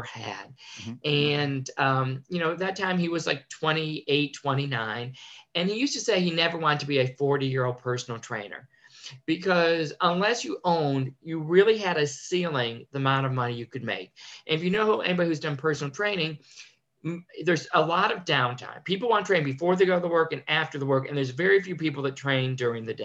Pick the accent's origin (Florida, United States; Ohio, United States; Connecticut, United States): Connecticut, United States; I was born and raised in Connecticut